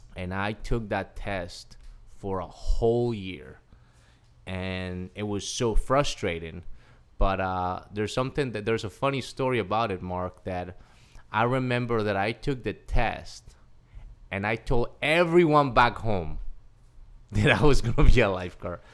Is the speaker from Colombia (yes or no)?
yes; Cali, Valle del Cauca, Colombia; moved away as an adult; now in United States; Okay, so I'm originally from Cali, Colombia. Uh, I was born on April first, nineteen eighty